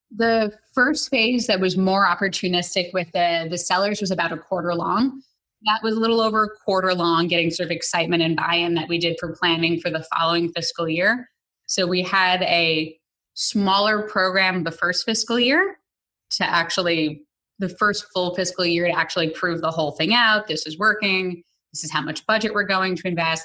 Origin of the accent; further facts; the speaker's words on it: New York City, New York, United States; I grew up in the Bronx